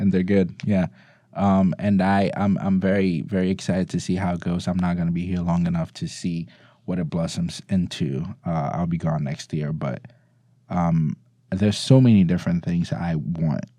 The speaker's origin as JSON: {"language": "English", "country": "Ghana", "moved": "yes", "lives_now": "United States", "said": "I'm from Ghana"}